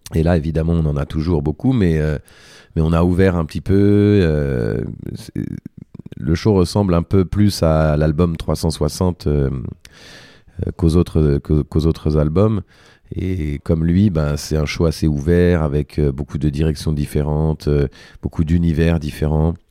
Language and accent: French; Paris, Île-de-France, France; je suis né à Paris